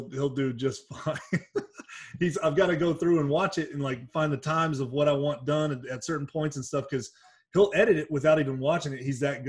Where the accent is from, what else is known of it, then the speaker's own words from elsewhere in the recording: Baton Rouge, Louisiana, United States; also born or lived in Austin, Texas; now in Atlanta, United States; I'm from Baton Rouge, Louisiana originally, but we came here from Austin, Texas.